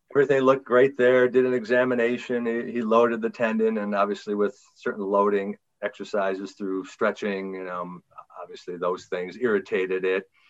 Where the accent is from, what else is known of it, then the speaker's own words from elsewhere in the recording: Green Bay, Wisconsin, United States; I'm from Green Bay, Wisconsin